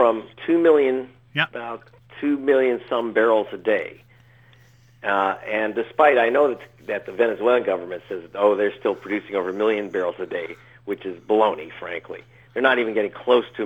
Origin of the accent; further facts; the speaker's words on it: Canada; I'm a Canadian